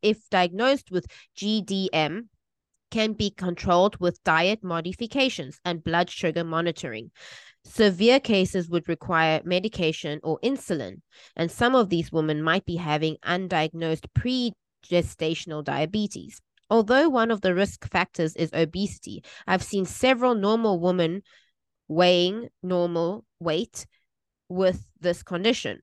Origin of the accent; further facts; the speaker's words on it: South Africa; now in Taiwan; I grew up in South Africa